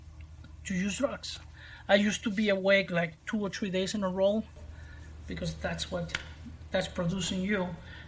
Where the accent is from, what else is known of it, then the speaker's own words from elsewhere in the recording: Guaymas, Sonora, Mexico; English is a second language; I moved from Guaymas, the city that I live now, I moved to a different city